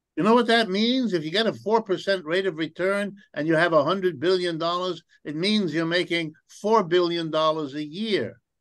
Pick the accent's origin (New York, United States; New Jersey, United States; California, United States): New York, United States; New Rochelle; also born or lived in Ohio; my family moved east, and around the time I was five years old, and settled in a suburb of New York City. And the name of that suburb is New Rochelle, New York